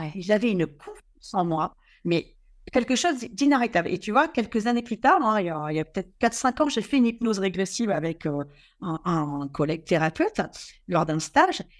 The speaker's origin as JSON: {"language": "French", "town": "Quiberon", "region": "Brittany", "country": "France", "tie": "born or raised there", "said": "je suis originaire de la presqu'île de Quiberon et j'ai eu la, chance, euh, même s'il n'y a pas de hasard, d'être élevé devant la, côte sauvage"}